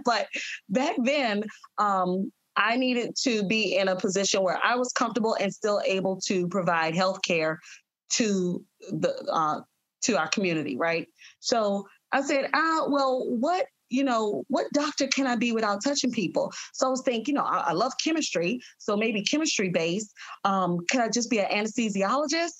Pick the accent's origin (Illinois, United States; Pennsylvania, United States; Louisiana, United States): Louisiana, United States; New Orleans; I'm originally from New Orleans. So the medical school that was nearest to my home was Tulane at the time